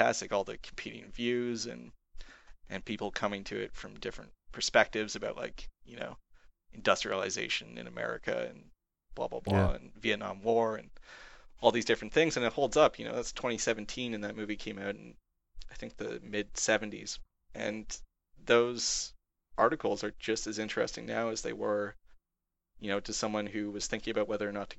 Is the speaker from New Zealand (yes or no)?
no; Canada; I'm a Canadian